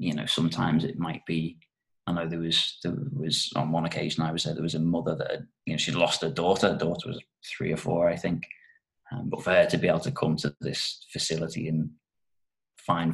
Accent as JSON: {"language": "English", "region": "North West England", "country": "United Kingdom", "also_born_or_lived": "Japan", "moved": "as an adult", "said": "brought me back up to the northwest of the UK, where I'm actually from"}